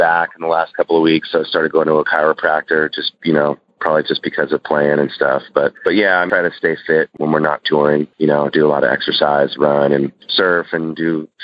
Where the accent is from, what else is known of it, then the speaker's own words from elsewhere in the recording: San Francisco, California, United States; now in San Diego, United States; I was born in San Francisco and been in San Diego since 1994